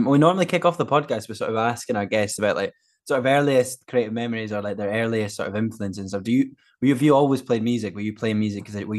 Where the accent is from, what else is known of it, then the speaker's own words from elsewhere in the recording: Fife, Scotland, United Kingdom; Listen, I'm a Fifer. I'm the East Coast.